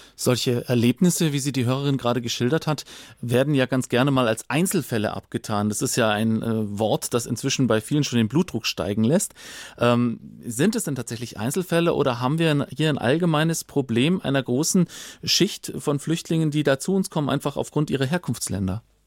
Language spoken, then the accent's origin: German; Bavaria, Germany; bei uns in Bayern